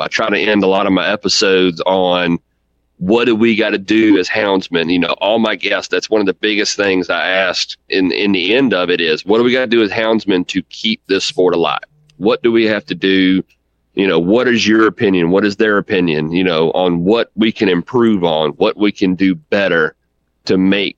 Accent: Virginia, United States; Like you said, I'm from Central Virginia, you know, right here smack dab in the middle of it.

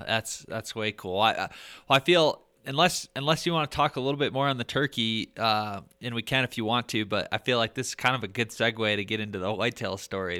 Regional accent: Michigan, United States; now in Colorado, United States; in my home state, I think you can hunt turkeys in Michigan

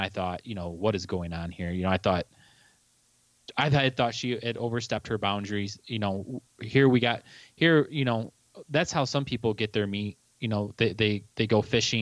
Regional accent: Monroe, Michigan, United States; I grew up down in Southeast Michigan, in Monroe, and, you know, Monroe borders Lake Erie

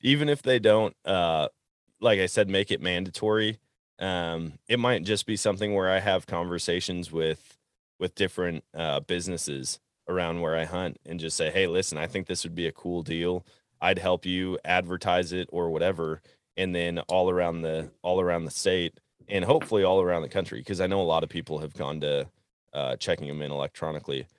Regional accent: Wisconsin, United States; growing up in Wisconsin, it seemed like everybody had kind of the same strategy

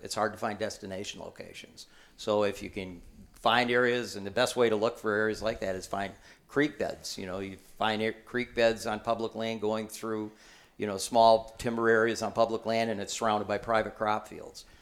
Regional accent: Michigan, United States; I'm from Michigan

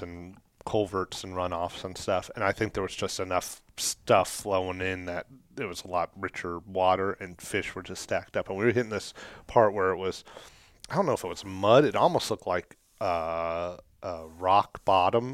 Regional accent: Kentucky, United States; we're from Kentucky

